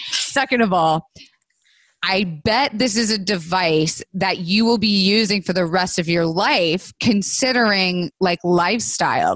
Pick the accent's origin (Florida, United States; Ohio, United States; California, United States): Florida, United States; I was raised in Florida